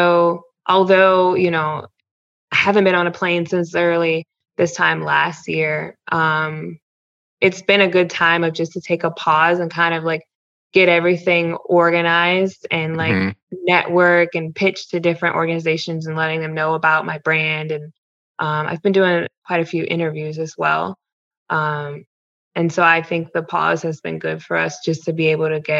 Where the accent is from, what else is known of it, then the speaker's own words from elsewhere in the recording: Ohio, United States; moved away as an adult; also born or lived in Louisiana / New Mexico / Missouri / Iowa; I'm from Ohio. I worked as a reporter in Louisiana, New Mexico, and Missouri and Iowa.